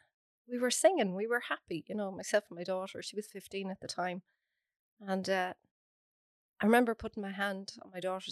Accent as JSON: {"language": "English", "town": "Athlone", "region": "Leinster", "country": "Ireland"}